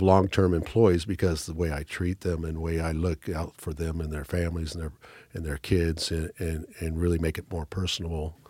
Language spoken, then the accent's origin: English; Newport, Oregon, United States; I was born and raised in Newport, Oregon